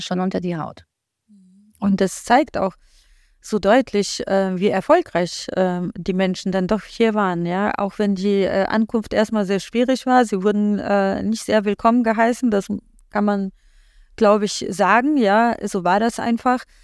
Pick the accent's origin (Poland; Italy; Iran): Poland; now in Germany; ich komme ja gebürtig aus Polen